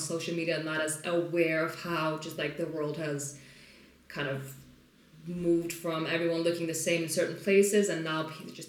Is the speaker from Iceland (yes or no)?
yes; Iceland; So they'll often go like, so where are you from? And it's also my accent. It's not very Icelandic. It's not very typically Icelandic.